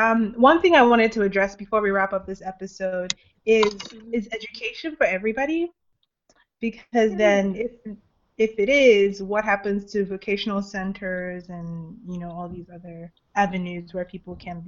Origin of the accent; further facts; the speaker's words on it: Nigeria; as a Nigerian